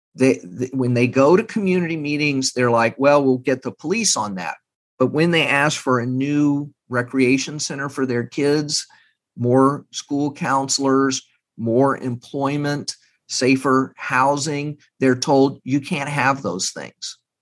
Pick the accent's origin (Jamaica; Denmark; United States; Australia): United States; Texas; moved away; I'm from Texas. I have family not far from Uvalde